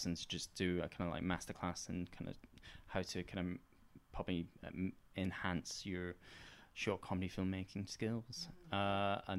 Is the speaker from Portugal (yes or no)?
no; Edinburgh, Scotland, United Kingdom; I'm from Edinburgh